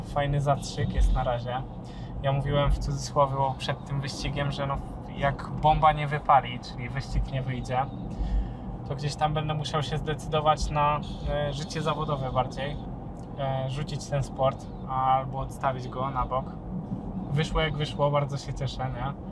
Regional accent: Elbląg, Warmian-Masurian Voivodeship, Poland; ja z Elbląga pochodzę

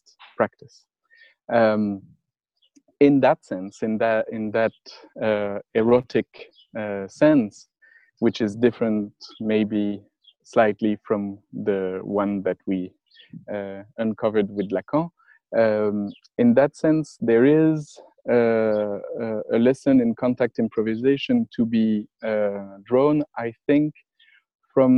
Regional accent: France; accent: French; English is a second language; I was teaching French, as my accent is indicating

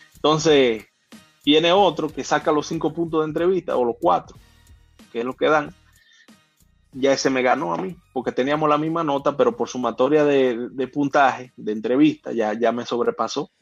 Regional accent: San Felipe de Puerto Plata, Puerto Plata, Dominican Republic; moved away; also born or lived in Yásica Arriba / Mexico City; Yo, nací en Puerto Plata

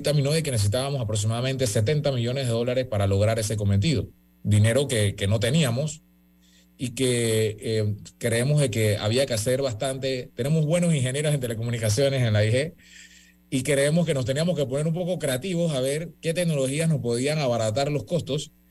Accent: Panama; Eh, como buenos panameños nos pusimos intensos

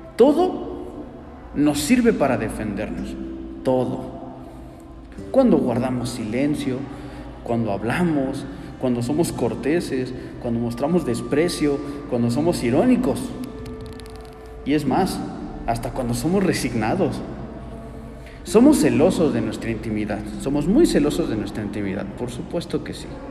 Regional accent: Mexico; así somos como mexicanos.

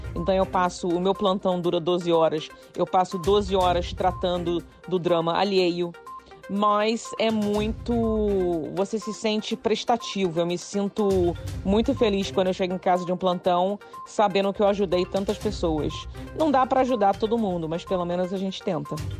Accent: Petrópolis, Rio de Janeiro, Brazil; moved away as an adult; also born or lived in Japan / Bristol; now in United Kingdom; eu tenho uma super relação com Petrópolis porque eu fui criada aí. Né? Eu sou carioca petropolitana. Eu nasci no Rio de Janeiro

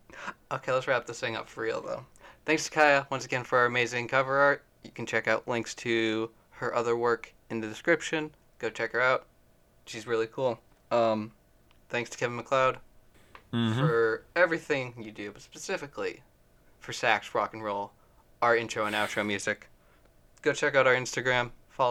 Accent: Calgary, Alberta, Canada; We're from Cowtown.

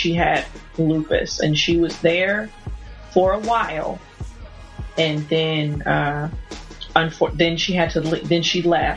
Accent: Oklahoma, United States; also born or lived in New Jersey; I'm from Oklahoma, but there was one year where we moved away and I was living, with my aunt in New Jersey

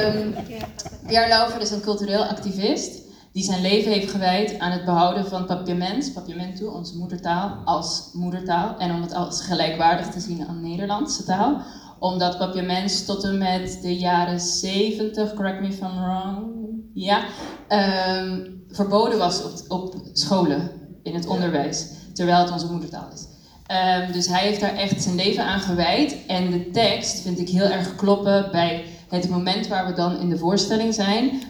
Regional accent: Curaçao; moved away as an adult; also born or lived in Cuba; now in Netherlands; ik ben zelf geboren en getogen op Curaçao en kwam op mijn achttiende naar Nederland om dans te studeren.

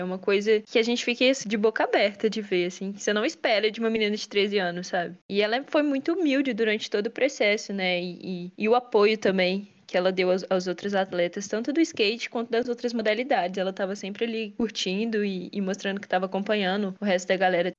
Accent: Minas Gerais, Brazil; aqui direto da minha terra, Minas Gerais

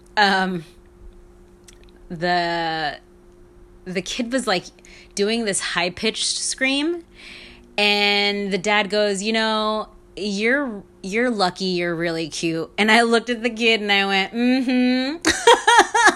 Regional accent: New York, United States; all growing up in New York

